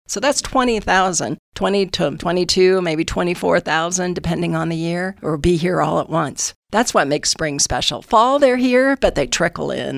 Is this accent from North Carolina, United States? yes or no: no; northern Colorado, United States; moved away as an adult; also born or lived in Wyoming / Denver, Colorado; now in San Luis Valley, United States; I was born in northern Colorado, but the hospital was in Wyoming, so I claimed dual citizenship, dual nativity